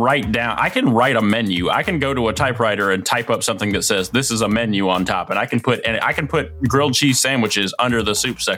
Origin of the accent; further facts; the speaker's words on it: Memphis, Tennessee, United States; my hometown. Memphis-style barbecue ribs.